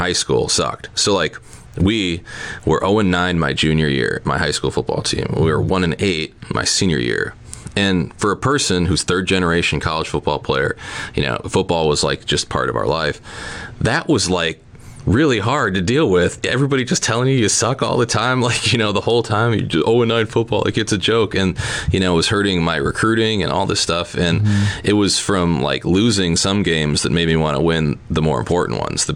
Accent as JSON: {"language": "English", "town": "Neenah", "region": "Wisconsin", "country": "United States", "tie": "born or raised there", "said": "I took a job back home where I grew up in Neenah."}